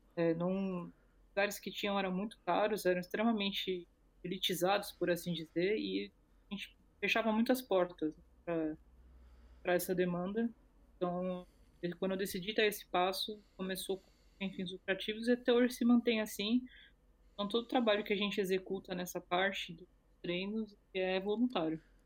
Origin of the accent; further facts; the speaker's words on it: Brazil; eu sou do Brasil